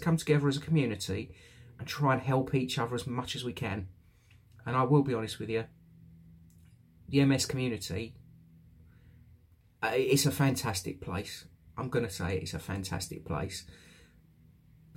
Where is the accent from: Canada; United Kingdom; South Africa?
United Kingdom; also born or lived in London / Essex; now in East Midlands, United Kingdom; I'm from the South myself, London, Essex, that area.